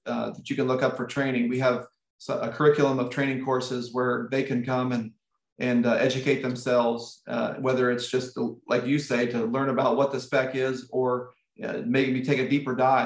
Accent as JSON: {"language": "English", "town": "Indianapolis", "region": "Indiana", "country": "United States", "tie": "born or raised there", "said": "Indianapolis, which is my hometown"}